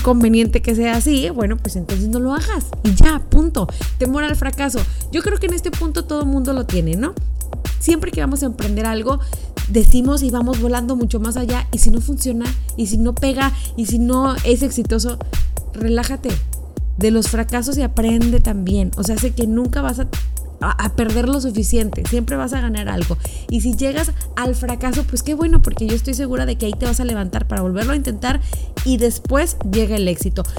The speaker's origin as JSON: {"language": "Spanish", "country": "Mexico", "said": "somos mexicanos"}